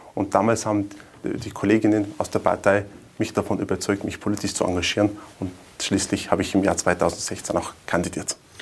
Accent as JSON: {"language": "German", "town": "Wörgl", "region": "Tyrol", "country": "Austria", "tie": "born or raised there", "said": "Mörgl ist meine Heimatstadt, also meine Frau, meine zwei Kinder, meine Eltern leben auch in Wörgl"}